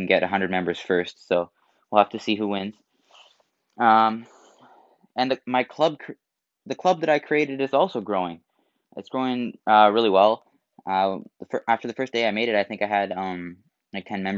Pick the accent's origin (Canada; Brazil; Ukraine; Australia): Canada; I'm Canadian